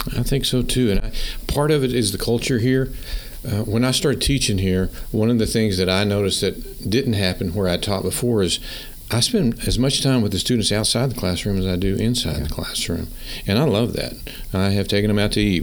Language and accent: English; Pampa, Texas, United States; I grew up in Pampa